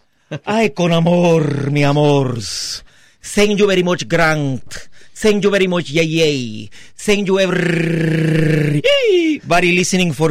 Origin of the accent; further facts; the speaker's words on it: Trinidad & Tobago; Well, you know, I'm actually from Trinidad. I know that wasn't the question.